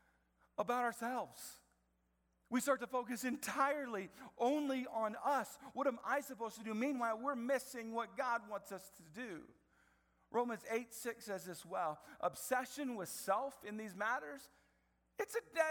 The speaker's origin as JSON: {"language": "English", "town": "Marion", "region": "Indiana", "country": "United States", "tie": "born or raised there", "said": "I grew up in Marion from middle school all the way through to college"}